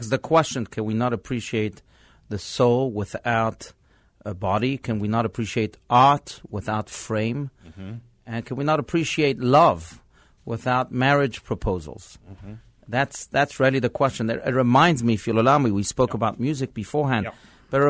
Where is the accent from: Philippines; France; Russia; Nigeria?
France; born there; First of all, he was French, and you know, I was born in France.